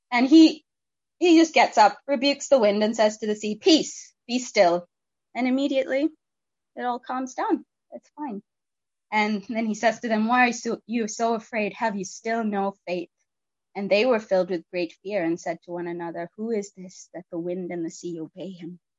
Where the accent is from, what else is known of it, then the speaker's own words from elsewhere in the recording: India; Um, and I I grew up in in India. I was a missionary kid